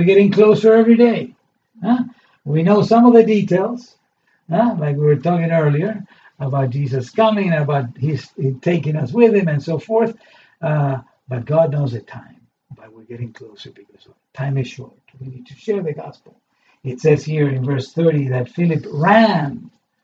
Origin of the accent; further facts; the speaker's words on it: Argentina; moved away; I come from a culture that is partly Jewish and partly Italian. Okay? And I grew up in Argentina, in South America.